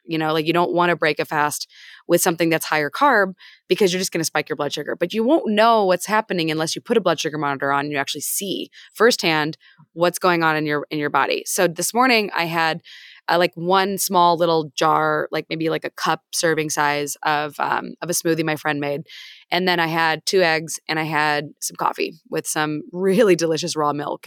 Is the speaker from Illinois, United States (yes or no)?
yes; Peoria, Illinois, United States; I grew up in Peoria, Illinois, which is basically America summarized